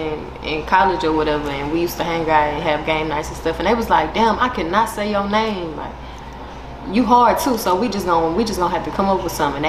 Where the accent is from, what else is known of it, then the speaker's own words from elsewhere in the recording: Houston, Texas, United States; also born or lived in Conroe, Texas; I'm from the north side, Houston, Texas, born and raised.